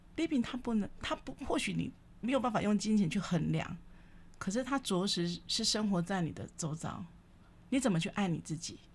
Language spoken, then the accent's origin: Chinese; Kaohsiung, Taiwan; 因为我是高雄人